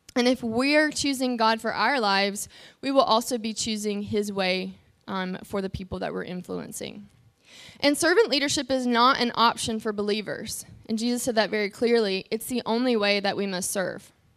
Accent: North Carolina, United States; moved away; I'm from North Carolina

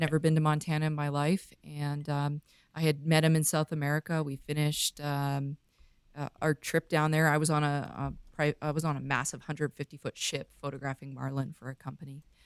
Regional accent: Vancouver, British Columbia, Canada; moved away; I grew up in Vancouver, grew up on boats

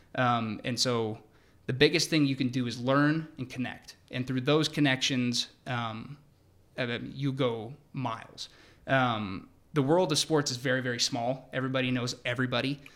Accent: Seattle, Washington, United States; moved away as an adult; also born or lived in Perth, Australia; now in Atlanta, United States; I'm originally from Seattle

